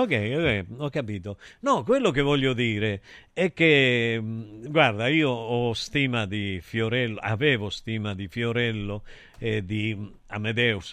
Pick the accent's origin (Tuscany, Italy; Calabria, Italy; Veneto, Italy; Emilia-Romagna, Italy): Calabria, Italy; sa che io sono calabrese